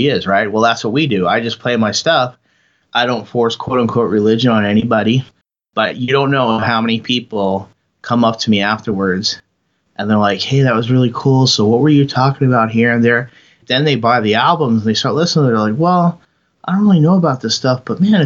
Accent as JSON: {"language": "English", "region": "New York", "country": "United States", "moved": "as an adult", "lives_now": "Portland, United States", "said": "I'm from New York and I'm Italian"}